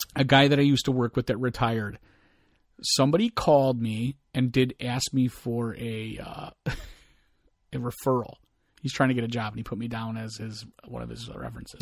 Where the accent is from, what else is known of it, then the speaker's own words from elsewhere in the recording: United States; me being an American